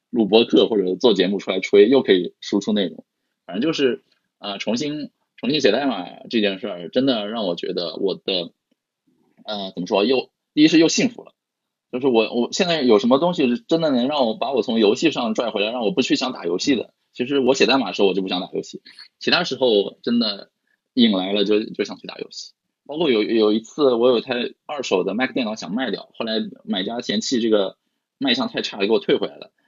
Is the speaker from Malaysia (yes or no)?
no; Shanghai, China; 对我们上海人来说，疫情又，又来了一次嘛